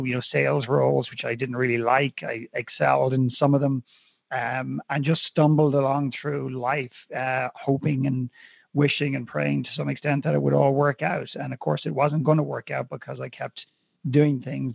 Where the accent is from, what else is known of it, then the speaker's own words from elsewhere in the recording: Dublin, Leinster, Ireland; growing up in Ireland, in Dublin at that time